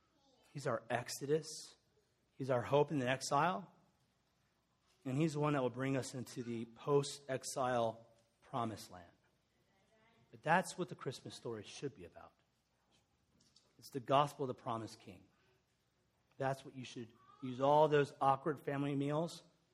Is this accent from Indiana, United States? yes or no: yes; Lawrenceburg, Indiana, United States; I'm from Lawrenceburg, Indiana. Anyone spent a week in there? Grew up across the street from Seagram's Whiskey.